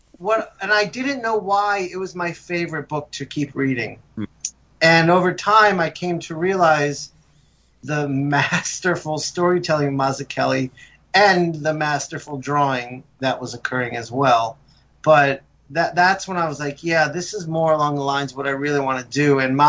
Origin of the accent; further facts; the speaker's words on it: Morristown, New Jersey, United States; born there; I was born up in North Jersey in Morristown, not far from you, Jay.